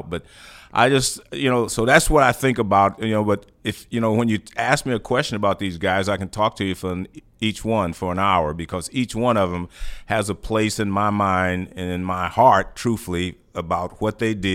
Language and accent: English; Houston, Texas, United States; I came here from Houston and I was already a good player.